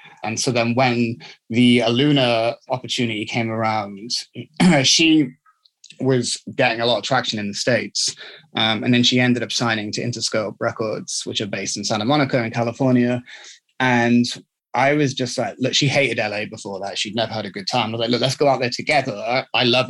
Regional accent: South Wales, United Kingdom; also born or lived in London; now in Los Angeles, United States; I was born in London and I grew up in Wales

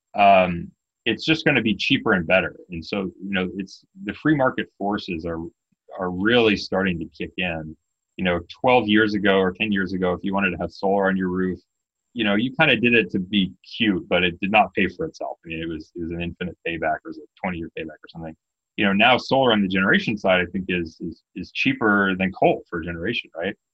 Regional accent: Canada; I'm Canadian

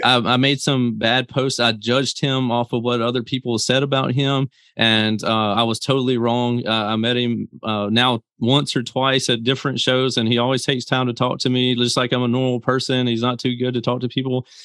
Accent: Mississippi, United States; I come from Mississippi

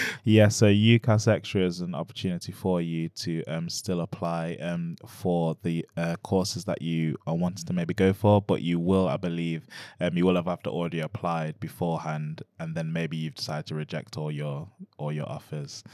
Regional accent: Nottingham, East Midlands, United Kingdom; I'm born in Nottingham, I'm born and bred in Nottingham

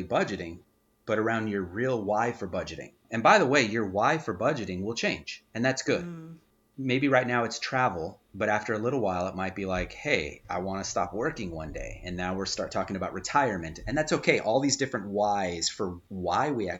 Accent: Southern California, United States; I'm from Southern California.

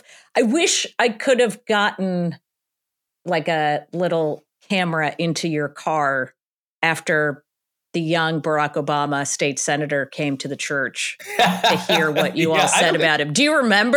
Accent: Illinois, United States; I grew up in the Chicago suburbs too. And he was there when I was growing up.

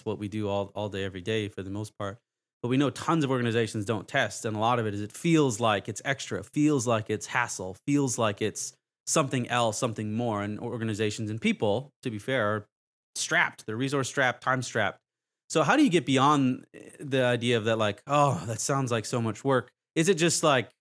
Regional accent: Canada; now in Dallas, United States; I'm Canadian

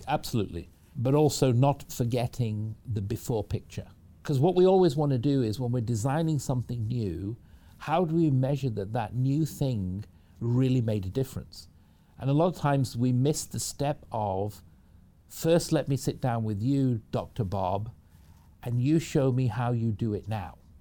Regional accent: Manchester, North West England, United Kingdom; moved away as an adult; now in United States; I was raised in the United Kingdom from Manchester in the U K. That's where I grew up, came over to the U S when I was about eighteen

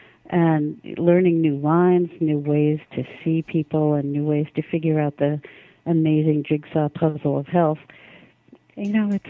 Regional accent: United States; I'm an American

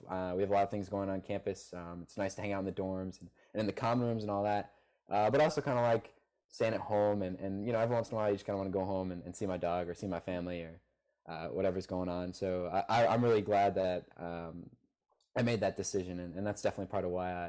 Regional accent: Farmington, Connecticut, United States; I'm obviously a day student from Farmington, Connecticut.

